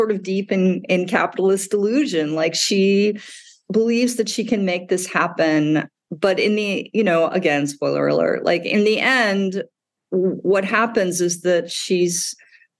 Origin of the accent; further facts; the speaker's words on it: Midwest, United States; moved away; I grew up in the Midwest